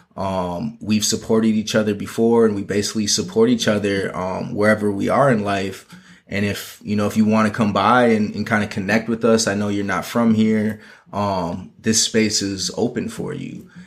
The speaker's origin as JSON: {"language": "English", "town": "Minneapolis", "region": "Minnesota", "country": "United States", "moved": "as an adult", "lives_now": "Los Angeles, United States", "said": "I'm originally from Minneapolis and moved out to L A really to further my fashion career."}